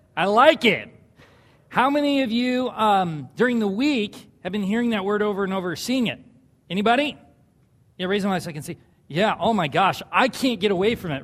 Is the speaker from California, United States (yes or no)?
yes; Southern California, United States; moved away; I grew up in Southern California